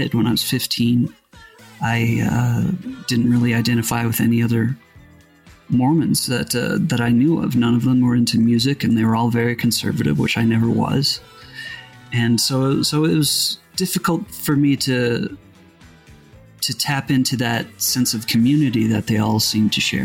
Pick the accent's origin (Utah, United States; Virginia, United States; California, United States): Utah, United States; where I grew up in Utah